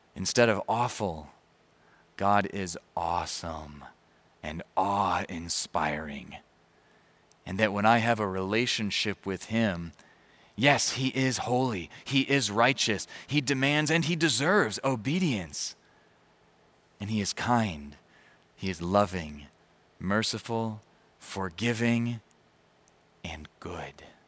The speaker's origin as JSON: {"language": "English", "town": "Chicago", "region": "Illinois", "country": "United States", "tie": "born or raised there", "said": "I grew up around Chicago"}